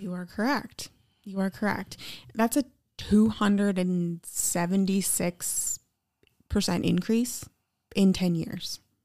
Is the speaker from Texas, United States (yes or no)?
no; Eau Claire, Wisconsin, United States; I grew up in Eau Claire, Wisconsin